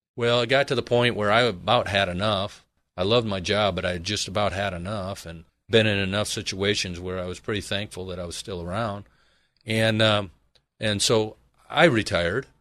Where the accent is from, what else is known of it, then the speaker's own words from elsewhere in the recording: Michigan, United States; now in Arizona, United States; originally I am from Michigan, proudly